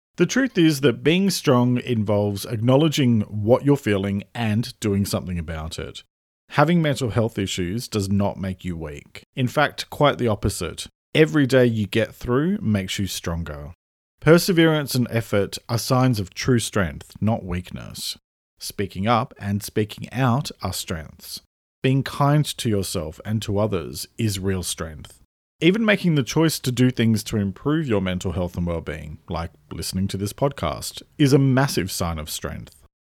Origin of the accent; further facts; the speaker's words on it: Sydney, New South Wales, Australia; moved away as an adult; also born or lived in Melbourne / Australian countryside; I now live in the countryside, having moved here over five years ago from Melbourne, where I lived for nearly fourteen years after I grew up in Sydney.